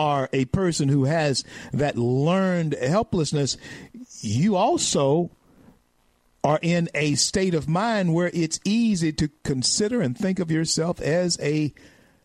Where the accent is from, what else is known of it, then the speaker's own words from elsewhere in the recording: Louisiana, United States; the great state of Louisiana, my home state